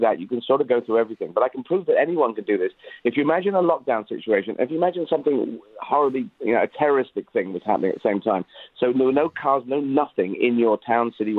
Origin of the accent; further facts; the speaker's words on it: Aden, Yemen; I was born in Aden